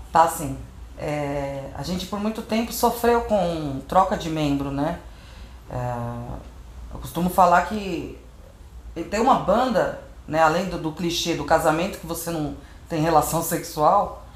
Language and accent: Portuguese; Brazil